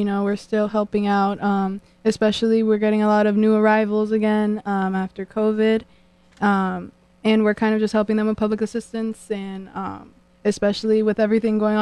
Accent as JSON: {"language": "English", "town": "New Haven", "region": "Connecticut", "country": "United States", "tie": "born or raised there", "said": "I was born and raised in New Haven"}